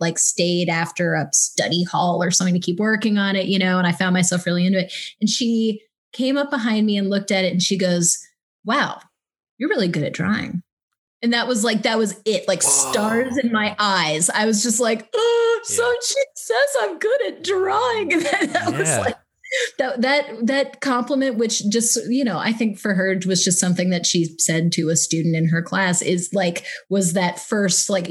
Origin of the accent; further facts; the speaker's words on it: Midwest, United States; I'm from the Midwest